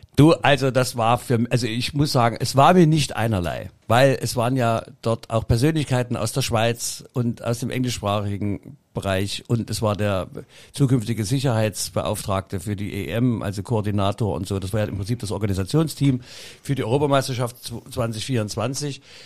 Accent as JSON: {"language": "German", "region": "Saxony", "country": "Germany", "accent": "Sächsisch (Saxon)", "said": "das Sächsische von mir"}